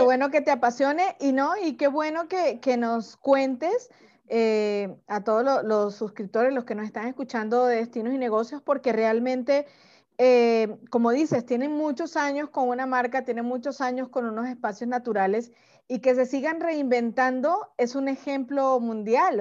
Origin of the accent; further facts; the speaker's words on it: Venezuela; moved away as an adult; now in Mexico; yo soy venezolana, pero desde hace 10 años que vivo en México